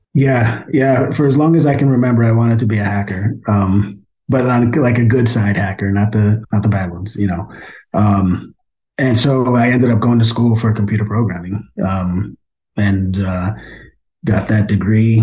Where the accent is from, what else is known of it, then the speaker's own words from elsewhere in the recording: Poughkeepsie, New York, United States; I was born in Poughkeepsie, New York